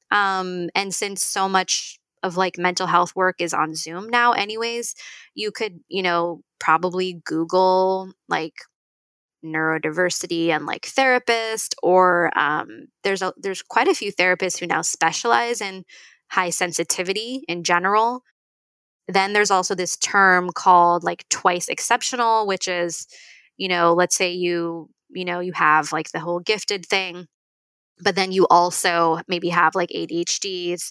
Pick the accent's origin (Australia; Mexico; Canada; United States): United States; Northern California; I'm like from Northern California